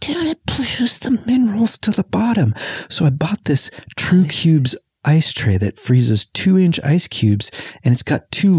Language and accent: English; Whittier, California, United States; now in Pasadena, United States; I grew up in Whittier and I drank Whittier water